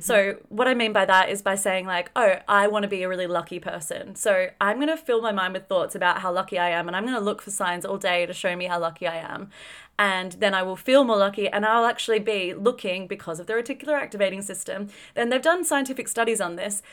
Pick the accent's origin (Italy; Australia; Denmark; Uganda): Australia; grew up in a fairly affluent country, grew up in Australia